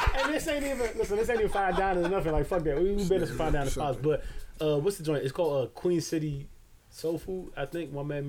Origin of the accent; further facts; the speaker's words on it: Barbados; I'm from Barbados.